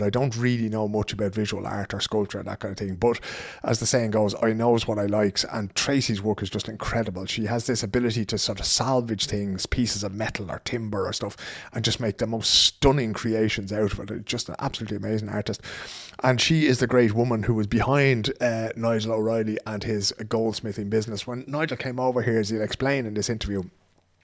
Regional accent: Dublin, Leinster, Ireland; accent: Dublin; now in Sweden; my Dublin accent

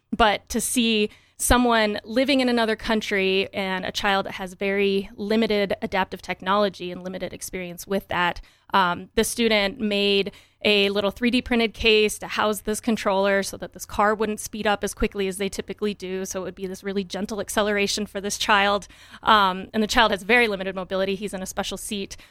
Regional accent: Wyoming, United States; moved away as an adult; also born or lived in Michigan / Colorado / Portland, Oregon; I grew up in Wyoming, very tiny town.

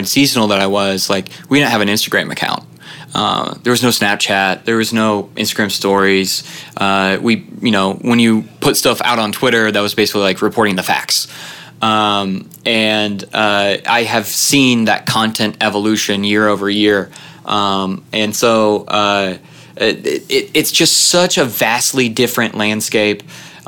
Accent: Kansas City, United States; growing up in Kansas City

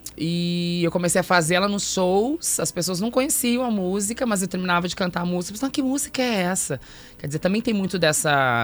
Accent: Santo Ângelo, Rio Grande do Sul, Brazil; moved away as an adult; now in Porto Alegre, Brazil; Quando eu cheguei aqui em Porto Alegre lá em 2005, sou de Santo Ângelo

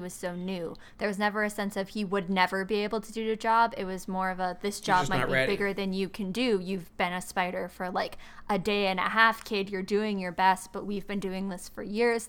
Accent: New York City, New York, United States; I'm from New York City.

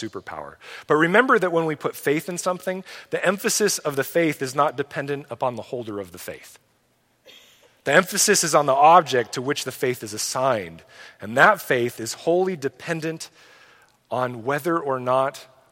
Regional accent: United States; We as American Christians

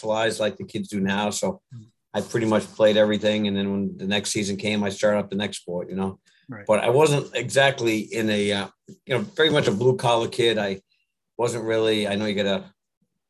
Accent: north of Boston, Massachusetts, United States; I grew up in the little north of Boston in that area

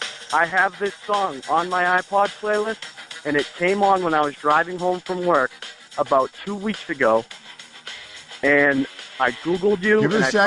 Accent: Boston, Massachusetts, United States; when I grew up in Boston with my dad.

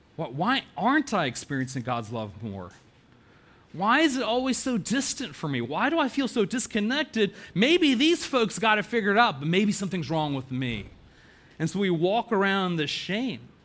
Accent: Chapel Hill, North Carolina, United States; I was so excited to come back home and plant a church in downtown

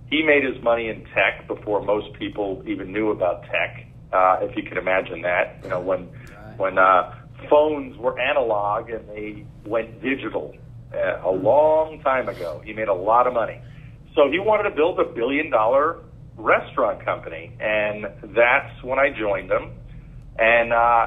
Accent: New York, United States; I grew up in New York, so Dad was on Wall Street

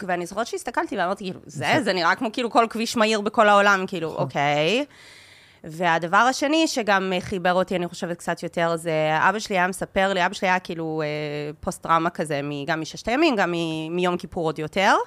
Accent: Dundas, Ontario, Canada; first language Hebrew; now in Israel; אני ממקום קטן בקנדה, עיירה קטנה קטנה, קוראים לה דנדס. היא עיירה מחוץ לעיר אה, נחמדה בגודל שקוראים לה המילטון, שזה בערך שעה מטורונטו

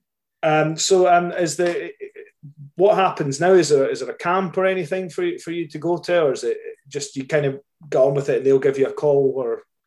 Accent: Scotland, United Kingdom; I'm Scottish

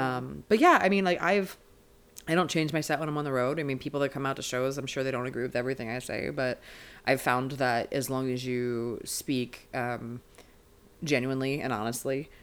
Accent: Maryland, United States; moved away as an adult; now in Los Angeles, United States; I'm a LA comedian by way of Maryland originally. I'm from Maryland as a person

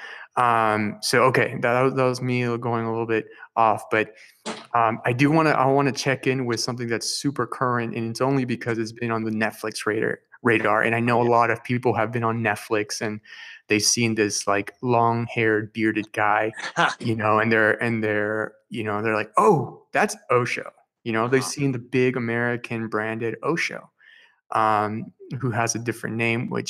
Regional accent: Peru; I speak Spanish. I'm from Peru.

